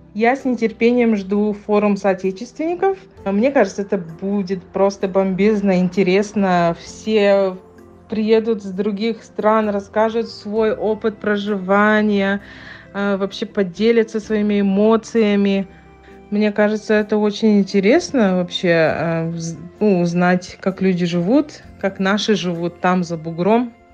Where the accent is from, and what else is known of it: Yakutia, Sakha Republic, Russia; now in Johannesburg, South Africa